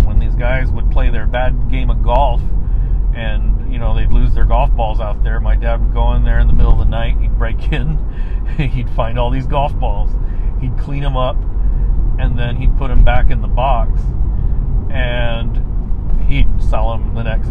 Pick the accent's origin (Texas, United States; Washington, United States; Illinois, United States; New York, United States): Texas, United States; San Antonio; now in Spokane, United States; I was born in San Antonio, Texas